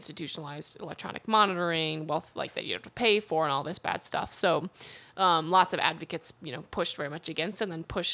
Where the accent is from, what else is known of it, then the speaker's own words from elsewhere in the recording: Chicago, Illinois, United States; growing up in Chicago